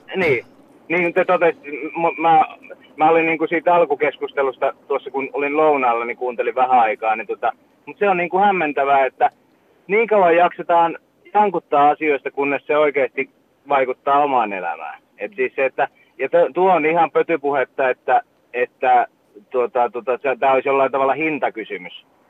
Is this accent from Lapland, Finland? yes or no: no; Vaasa area, Ostrobothnia, Finland; now in Turku, Finland; silloinhan me lähdettiin tota Vaasasta Uumajaa